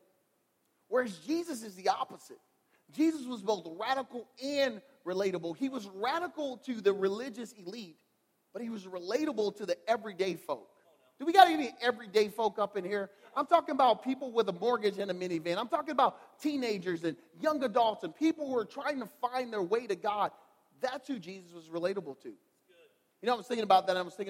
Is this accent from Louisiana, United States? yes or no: yes; Louisiana, United States; now in Michigan, United States; I'm from Louisiana. Like, born and raised in Louisiana.